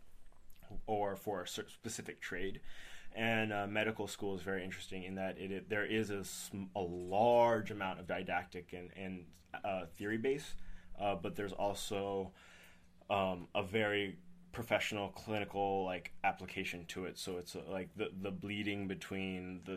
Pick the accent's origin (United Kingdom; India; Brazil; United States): United States; Lee, New Hampshire; moved away as an adult; also born or lived in Boston, Massachusetts; now in Tampa, United States; I grew up in Lee, New Hampshire, and then I went to high school there at Oyster River